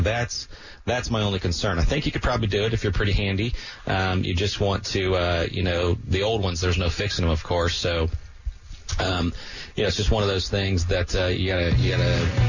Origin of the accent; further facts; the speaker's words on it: Central Florida, United States; I'm from the Central Florida area